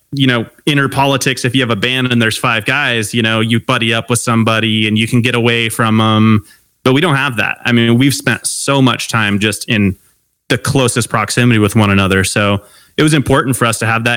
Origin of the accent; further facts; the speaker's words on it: Long Beach, California, United States; I grew up in Long Beach, California.